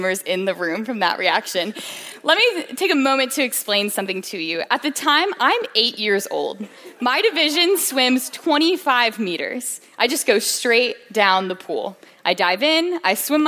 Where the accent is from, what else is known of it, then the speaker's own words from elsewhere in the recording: Williamsburg, Virginia, United States; I am from Williamsburg, Virginia